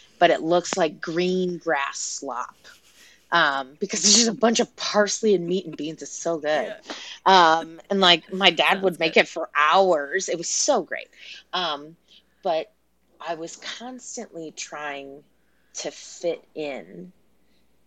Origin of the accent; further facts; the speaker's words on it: Texas, United States; growing up in Texas, I loved my childhood